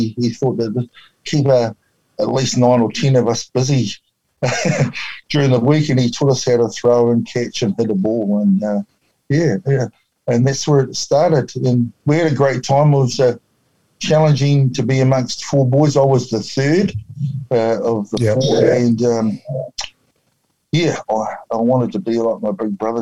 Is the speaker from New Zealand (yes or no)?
yes; Wakefield, Nelson, New Zealand; I was brought up in a little town outside of just south of Nelson called Wakefield